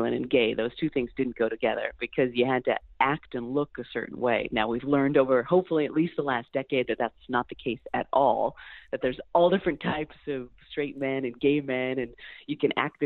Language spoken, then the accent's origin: English; Central Valley, California, United States; I'm from the Central Valley